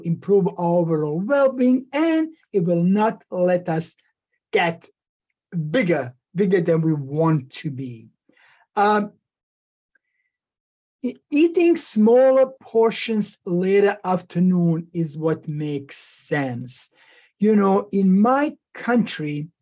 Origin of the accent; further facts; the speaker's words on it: Bosnia & Herzegovina; moved away; back when I was growing up in Yugoslavia, former Yugoslavia, Bosnia and Herzegovina